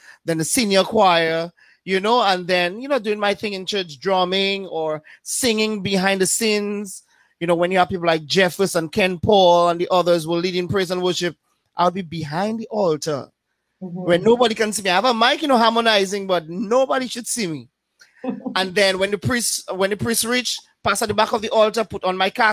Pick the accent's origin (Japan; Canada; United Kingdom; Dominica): Dominica; Paix Bouche, Saint John Parish; also born or lived in Portsmouth, Dominica; I was born and raised in Pebush